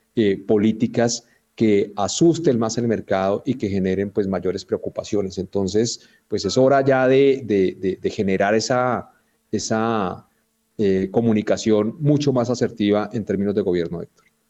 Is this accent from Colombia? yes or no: yes; Colombia; Nosotros como colombianos